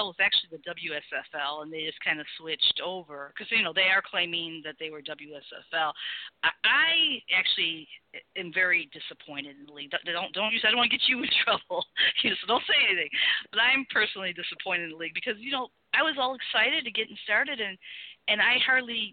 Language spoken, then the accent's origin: English; Chicago, Illinois, United States; I'm from Chicago. So I kind of – you know, I have that little ka sound